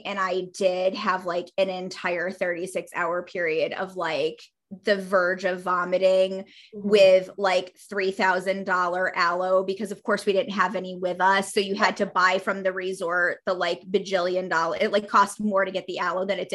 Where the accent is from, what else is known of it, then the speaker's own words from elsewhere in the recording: Northeast United States, United States; moved away; also born or lived in Pacific Northwest; I am from the Northeast part of the United States of America